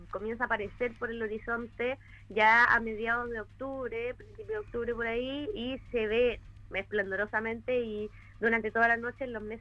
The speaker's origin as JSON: {"language": "Spanish", "town": "Osorno", "region": "Los Lagos", "country": "Chile", "said": "Bueno, eh, no mencionaron, pero yo soy de Osorno."}